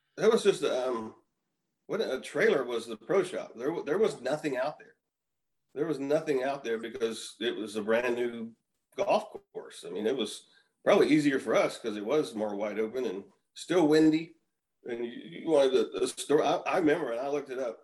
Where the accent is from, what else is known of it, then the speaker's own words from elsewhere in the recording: Houston, Texas, United States; also born or lived in Arizona; I grew up in Houston. I grew up 15 minutes from the Astrodome